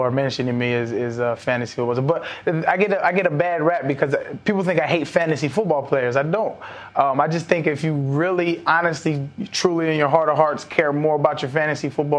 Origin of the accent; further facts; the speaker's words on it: Albuquerque, New Mexico, United States; when I was a little kid, I grew up in Albuquerque, New Mexico